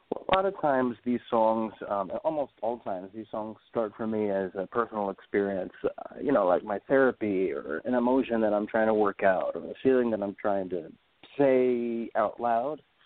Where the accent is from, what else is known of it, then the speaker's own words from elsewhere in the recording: New York, United States; I grew up in New York